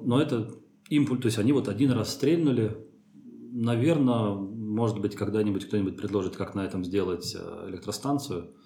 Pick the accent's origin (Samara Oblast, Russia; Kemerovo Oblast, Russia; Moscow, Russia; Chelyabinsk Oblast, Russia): Moscow, Russia; Troitsk; moved away; also born or lived in France; я родился в Троицке, под Москвой, а, закончил там а, физико-математическую школу, лицей.